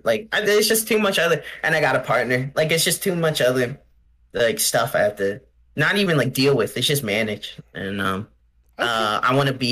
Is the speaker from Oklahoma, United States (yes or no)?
no; New Jersey, United States; I'm from South Jersey